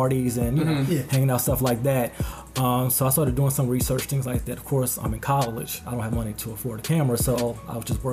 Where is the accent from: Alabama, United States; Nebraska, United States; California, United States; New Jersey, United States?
New Jersey, United States; moved away as an adult; now in Maryland, United States; I'm originally from New Jersey. I'm now in the D.C. area, on the Maryland side